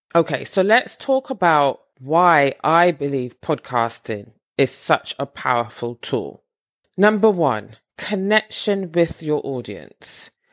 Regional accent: Barbados; moved away; I am originally from Barbados

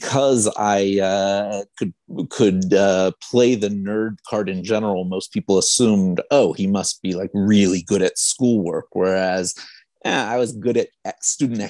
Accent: Richmond, Virginia, United States; moved away as an adult; now in Israel; I grew up in Richmond, Virginia

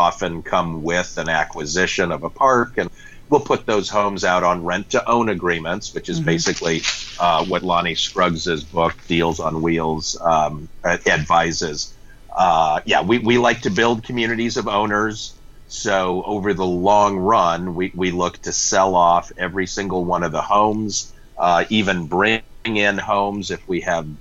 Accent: Denver, Colorado, United States; moved away as an adult; also born or lived in New York City; now in Bay Area, United States; I grew up in Denver and went off to college back east

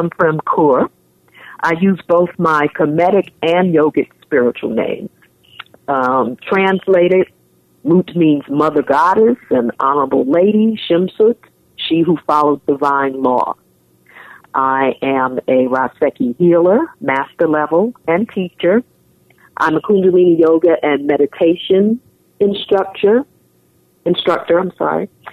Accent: New York City, New York, United States; also born or lived in Manhattan / Bronx; I was born and raised in New York City

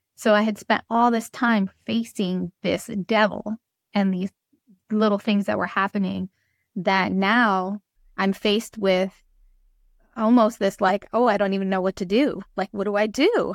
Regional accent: Trenton, New Jersey, United States; I'm from Trenton, New Jersey

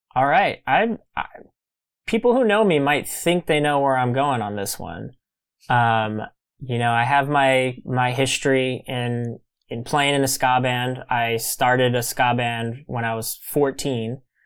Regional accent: Kingsville, Texas, United States; moved away; also born or lived in New York City; Kingsville is my hometown

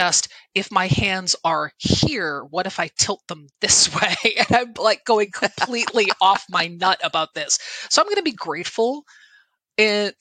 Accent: Connecticut, United States; I'm from Connecticut

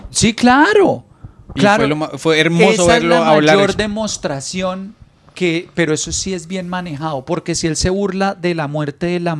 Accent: Venezuela; así como está Venezuela, todavía nos dicen muertos de hambre de manera peyorativa.

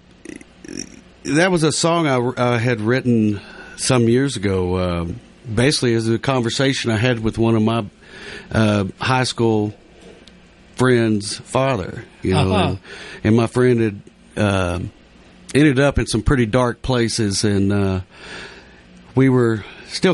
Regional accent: West, Texas, United States; But I grew up in a little small town called West Texas, West

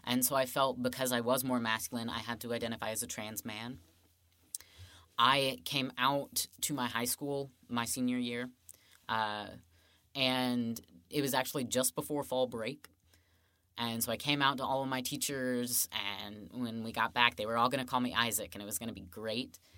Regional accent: Woodford County, Kentucky, United States; I grew up in Woodford County, which is about twenty minutes away

